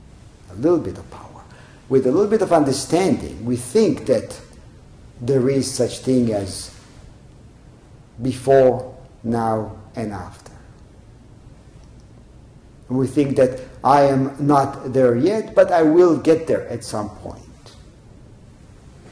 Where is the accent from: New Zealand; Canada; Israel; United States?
Israel; when I was growing up in Israel, I was a teenager